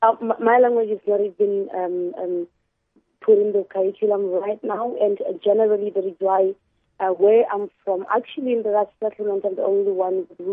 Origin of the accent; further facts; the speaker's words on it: Botswana; first language Khoisan (Kalahari language); English is a second language; I was born in a settlement called Magarat, which is actually in the Kalahari.